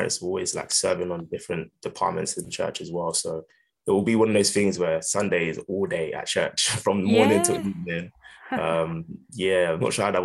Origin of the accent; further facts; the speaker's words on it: Essex, East of England, United Kingdom; also born or lived in London; I was born in London, but I moved out to Essex, but we stayed in our London church